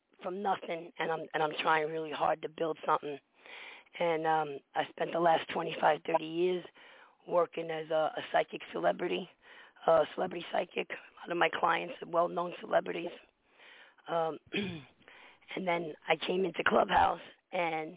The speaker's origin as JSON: {"language": "English", "town": "New York City", "region": "New York", "country": "United States", "tie": "born or raised there", "also_born_or_lived": "Poconos, Pennsylvania", "moved": "yes", "lives_now": "Pennsylvania, United States", "said": "I grew up in the Bronx"}